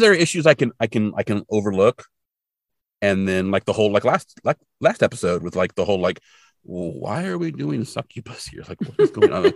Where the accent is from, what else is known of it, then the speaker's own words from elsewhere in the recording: California, United States; where I grew up in California